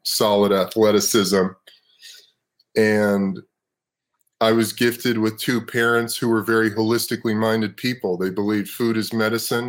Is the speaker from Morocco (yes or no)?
no; Los Angeles, California, United States; also born or lived in Brooklyn, New York City, United States; I was born in New York City, lived in Brooklyn until I was 10. My mom moved my brother and I out to Los Angeles.